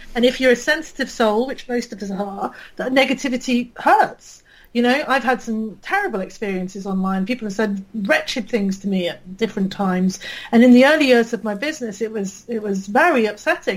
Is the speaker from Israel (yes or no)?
no; United Kingdom; accent: British; I can probably tell from my accent, I'm British